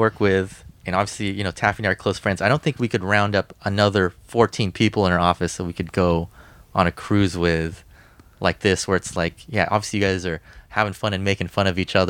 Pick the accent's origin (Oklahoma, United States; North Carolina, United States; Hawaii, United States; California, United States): California, United States; Southern; I'm from Southern California